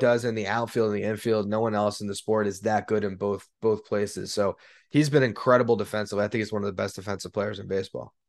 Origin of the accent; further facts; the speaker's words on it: South Florida, United States; I'm born and raised in South Florida.